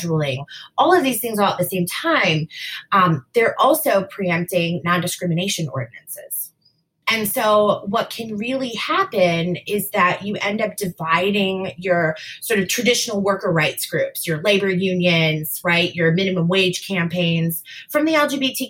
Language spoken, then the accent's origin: English; Wisconsin, United States; my home state of Wisconsin